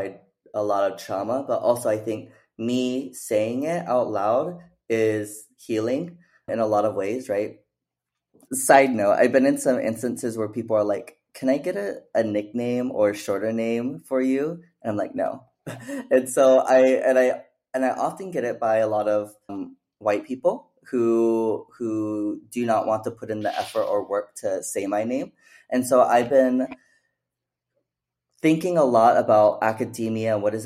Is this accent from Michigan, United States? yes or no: no; Phoenix, Arizona, United States; moved away; also born or lived in Mesa, Arizona / Oregon; I was actually born and raised in Phoenix, Arizona